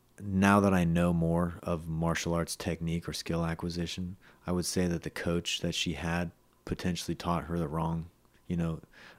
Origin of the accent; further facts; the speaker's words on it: Los Gatos, California, United States; went to Los Gatos. I'm from Los Gatos